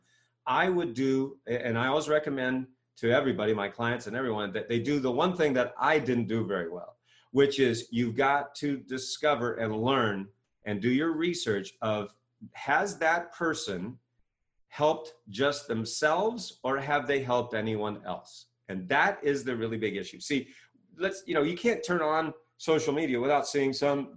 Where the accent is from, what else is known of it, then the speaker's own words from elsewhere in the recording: Maine, United States; moved away as an adult; now in Ohio, United States; I grew up in Maine